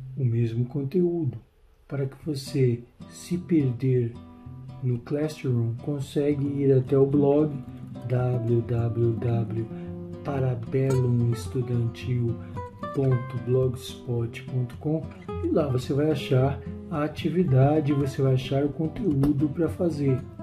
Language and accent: Portuguese; Brazil; accent: Brazilian; se formos falar, por exemplo, em inglês, na Inglaterra ou nos Estados Unidos ou no Canadá, nós o faremos com o sotaque brasileiro